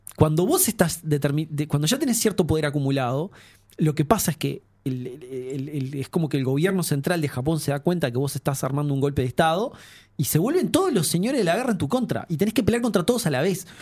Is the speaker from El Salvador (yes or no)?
no; Uruguay